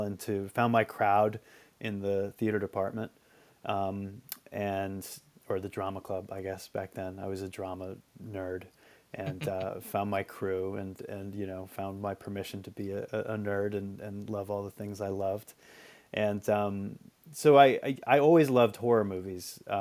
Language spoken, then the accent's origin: English; Marshfield, Massachusetts, United States; now in New York, United States; Okay, I grew up in Marshfield, Massachusetts. It's pretty near Plymouth. On the South Shore of Massachusetts.